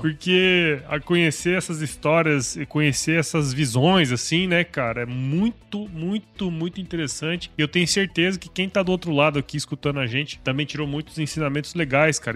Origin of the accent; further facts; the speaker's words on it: Mato Grosso, Brazil; Eu sou de Mato Grosso.